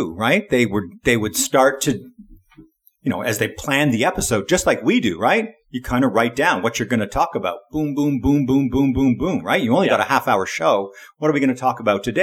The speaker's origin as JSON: {"language": "English", "country": "Canada", "tie": "born or raised there", "said": "I grew up in Canada, and so we didn't get ESPN. We got TSN"}